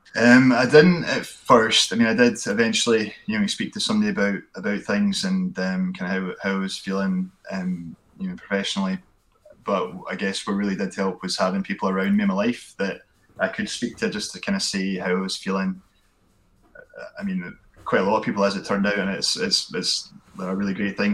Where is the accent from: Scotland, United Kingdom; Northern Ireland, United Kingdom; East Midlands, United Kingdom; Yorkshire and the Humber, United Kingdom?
Scotland, United Kingdom; Glenrothes; also born or lived in Kirkcaldy / Perth / Stirling; born in Kirkcaldy and grew up in Glenrothes